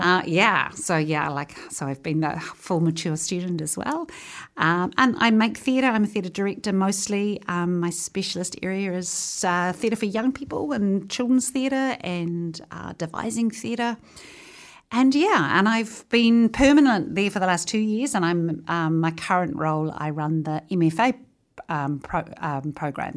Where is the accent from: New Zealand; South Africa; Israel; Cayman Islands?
New Zealand; Featherston, Wellington; born or raised there